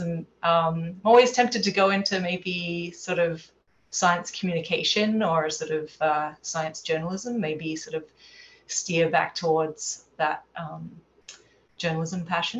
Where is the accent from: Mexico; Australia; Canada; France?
Australia; Adelaide, South Australia; also born or lived in London, United Kingdom; now in California, United States; Yes, I'm originally from Adelaide, and I've lived in London for a little bit, but I've been in the States for about 6 years now and 4 years on the West Coast here in California.